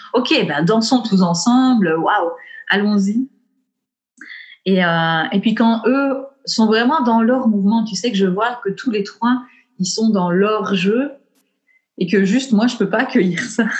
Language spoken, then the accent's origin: French; Belgian Ardennes, Wallonia, Belgium; accent: Belgian; je viens du fin fond de l'Ardenne belge, tu vois. Donc, j'ai grandi dans les bois.